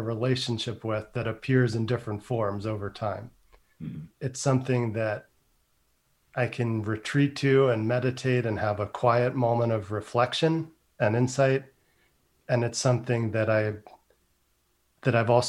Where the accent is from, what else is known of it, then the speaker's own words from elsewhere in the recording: Northern California, United States; growing up in Northern California